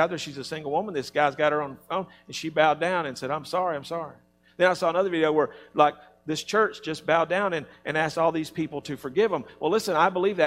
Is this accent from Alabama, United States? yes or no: yes; Alabama, United States; I'm from Alabama